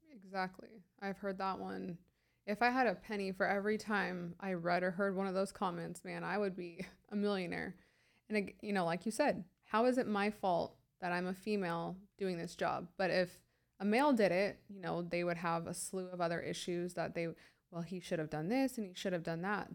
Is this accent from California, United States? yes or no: yes; San Diego, California, United States; also born or lived in high desert, California; I was born and raised in San Diego